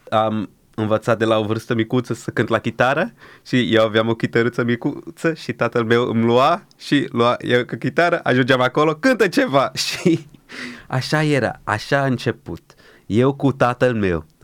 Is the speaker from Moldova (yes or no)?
no; Brazil; now in Romania; Deja uitase că eram din Brazilia și gata